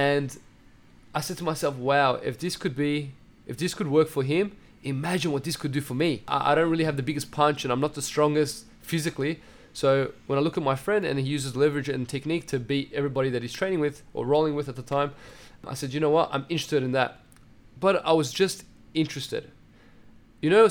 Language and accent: English; Melbourne, Victoria, Australia; first language Assyrian; I grew up in Meadow Heights